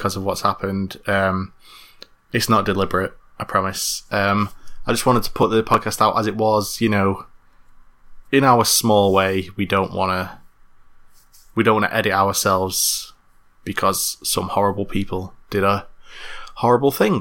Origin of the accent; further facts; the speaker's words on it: Manchester, North West England, United Kingdom; I'm from Manchester